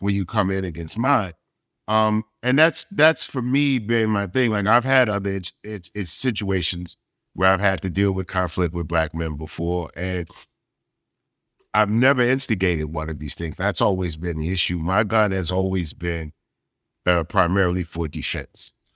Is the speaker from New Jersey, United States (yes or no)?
no; Texas, United States; for us in Texas, as a Texan